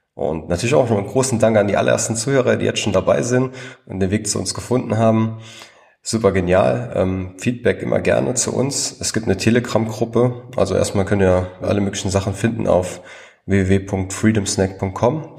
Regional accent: Trier region, Rhineland-Palatinate, Germany; ich komme ja aus, aus der Region Trier

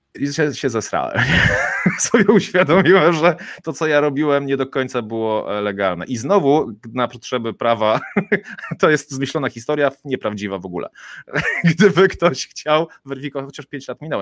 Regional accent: Kołobrzeg, West Pomeranian Voivodeship, Poland; jestem z Kołobrzegu, stąd się wywodzę

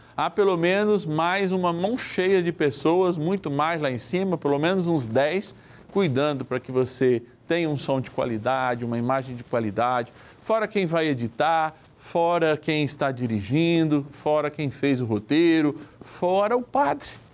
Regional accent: São Paulo, Brazil; Da minha linda São Paulo, capital, eu sou paulistano

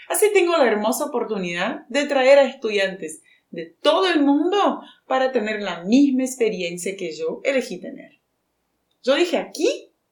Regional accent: Brazil; Spanish is a second language; moved away as an adult; now in Buenos Aires, Argentina; Chica brasileña. Pero … me gusta más. Soy brasileña de la costa de Brasil.

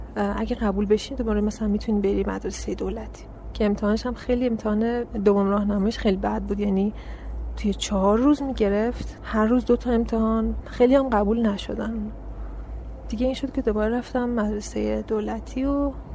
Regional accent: Karaj, Alborz, Iran; also born or lived in Savojbolagh, Iran / Daykundi, Afghanistan (ancestry); اینجا به دنیا اومدم ایران شهرستان ساباج بلاغ بعد توی کرج هم بزرگ شدم کل زندگیم همونجا بوده

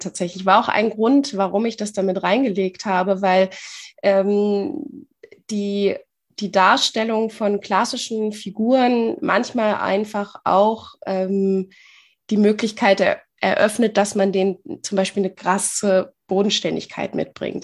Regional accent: near Bielefeld, North Rhine-Westphalia, Germany; ich komme aus der Nähe von Bielefeld

